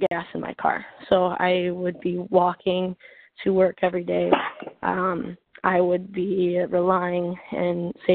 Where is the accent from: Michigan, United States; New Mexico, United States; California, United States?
Michigan, United States; I'm from Michigan